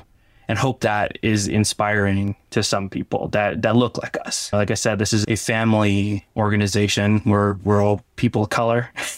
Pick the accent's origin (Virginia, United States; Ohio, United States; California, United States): California, United States; Barstow; Growing up in Barstow, you hear how much sucks in the desert, how much Barstow sucks.